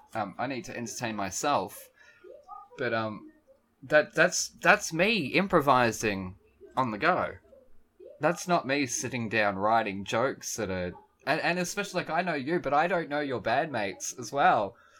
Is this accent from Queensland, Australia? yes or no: no; Melbourne, Victoria, Australia; I'm from Melbourne.